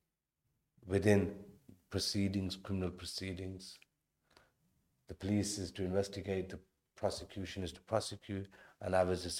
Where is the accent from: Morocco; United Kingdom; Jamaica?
United Kingdom; Birmingham, West Midlands; Born and bred in Birmingham